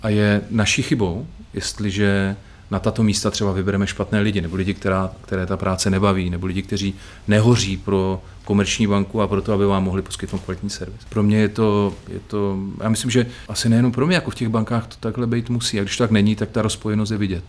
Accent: Bohumín, Moravian-Silesian Region, Czechia; v mém rodném městě Bohumíně

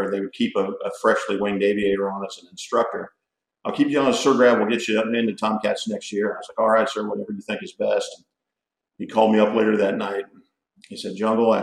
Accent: Philadelphia, Pennsylvania, United States; moved away as an adult; now in Florida, United States; I say I'm from Philadelphia. I spent from 10 years old through college graduation there in the Philadelphia area.

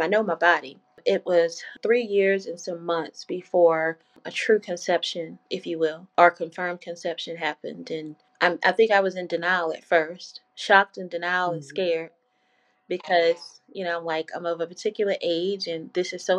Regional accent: Louisiana, United States; moved away; I'm from Louisiana. And so at this time, I was living in Louisiana

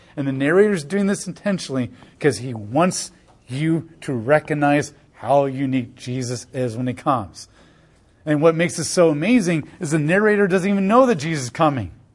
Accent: United States; as an American

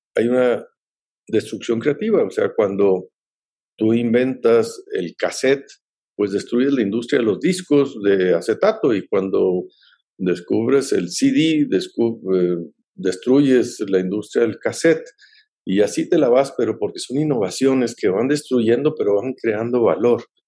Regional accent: Mexico

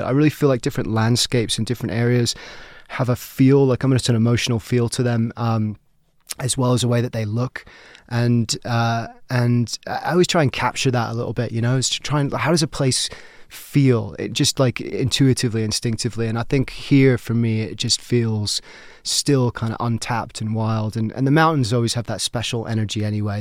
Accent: Brighton, South East England, United Kingdom; moved away as an adult; also born or lived in United States / London; now in Colorado, United States; basically grew up in Brighton, England, on the South Coast.

